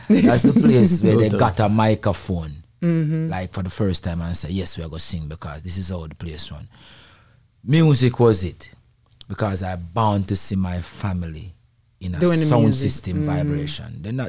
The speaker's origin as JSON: {"language": "English", "town": "Spanish Town", "region": "Saint Catherine", "country": "Jamaica", "tie": "born or raised there", "said": "And firstly, I grew up in a yard, a dance hall, where my family have a little sound system. Not a big sound in Jamaica"}